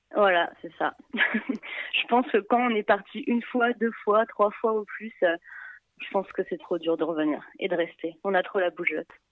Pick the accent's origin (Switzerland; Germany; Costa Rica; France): France; Paris, Île-de-France; also born or lived in Montreal; en tant que parisienne